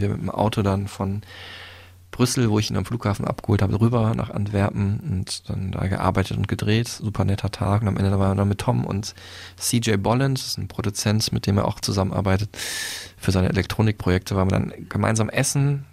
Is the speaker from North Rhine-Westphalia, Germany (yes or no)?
yes; Dortmund, North Rhine-Westphalia, Germany; moved away; meiner alten Heimat